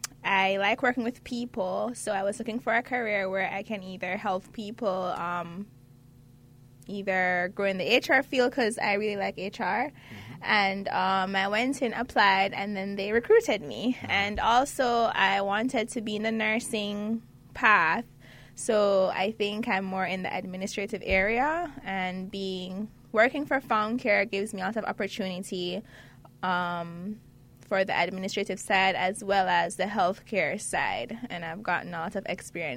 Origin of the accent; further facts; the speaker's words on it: Jamaica; moved away as an adult; now in South Florida, United States; Originally, I'm from Jamaica. Mm-hmm. I've been here for 5 years.